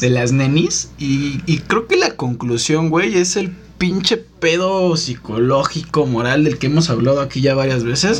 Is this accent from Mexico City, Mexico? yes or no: yes; Mexico City, Mexico; Yo soy de aquí de la ciudad